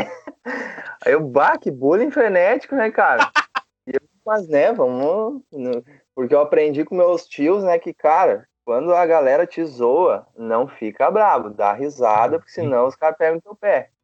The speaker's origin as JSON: {"language": "Portuguese", "town": "São Leopoldo", "region": "Rio Grande do Sul", "country": "Brazil", "tie": "born or raised there", "also_born_or_lived": "Novo Hamburgo", "said": "na verdade eu sou natural de Novo Hamburgo. Ok. Mas, mas eu me mudei para São Leopoldo em 95, cara. É, a gente foi para um bairro chamado Feitoria."}